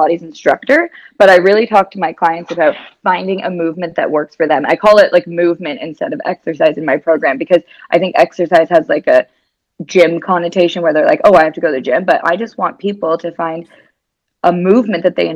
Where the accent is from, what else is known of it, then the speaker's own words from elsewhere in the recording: Canada; moved away as an adult; also born or lived in California / Dubai / Spain / New Zealand; now in Australia; I'm Canadian. I've lived in like California, Dubai, Spain, New Zealand. Now I'm living in Australia.